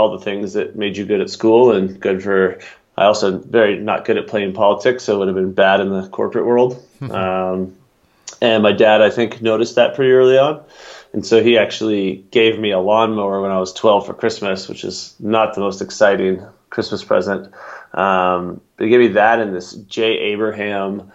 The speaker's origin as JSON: {"language": "English", "town": "Atlanta", "region": "Georgia", "country": "United States", "tie": "born or raised there", "also_born_or_lived": "Aspen, Colorado / Crested Butte, Colorado / Breckenridge, Colorado", "moved": "yes", "lives_now": "Boulder, United States", "said": "I grew up in Atlanta"}